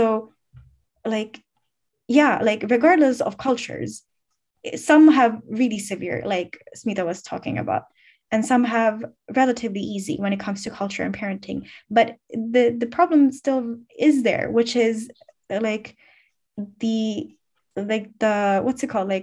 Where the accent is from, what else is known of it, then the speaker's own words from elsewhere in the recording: Finland; I'm born and raised in Finland, but I'm ethnically Bangladeshi or Bengali